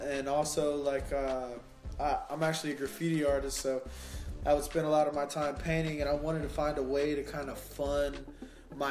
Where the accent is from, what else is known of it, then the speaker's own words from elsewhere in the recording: San Antonio, Texas, United States; started out in Delcrest, born and raised in San Antonio.